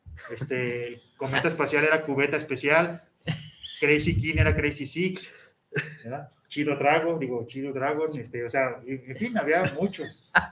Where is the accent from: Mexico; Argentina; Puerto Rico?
Mexico; nuestra identidad como mexicanos